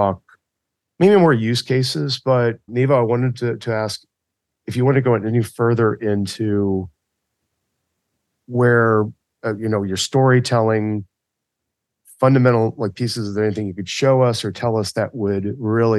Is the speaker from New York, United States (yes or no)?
no; Missouri, United States; I'm from Missouri and our motto was show me